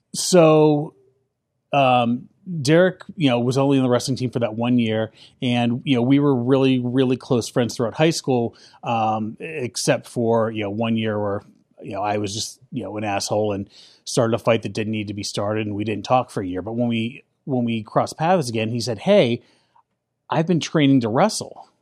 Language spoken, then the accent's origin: English; Wheeling, West Virginia, United States; I grew up in Wheeling, West Virginia